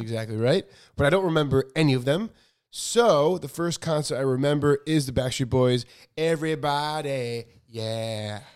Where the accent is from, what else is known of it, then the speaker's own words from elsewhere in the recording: Chicago, Illinois, United States; moved away as an adult; also born or lived in New York; now in California, United States; I grew up in Chicago and my grandma had a house in Florida.